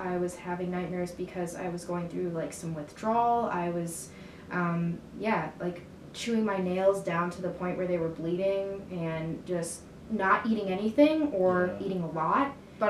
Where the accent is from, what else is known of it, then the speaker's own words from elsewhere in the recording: Colombia; born there; I'm an immigrant myself. Like, I was born in Colombia, so was my brother. We were adopted from there.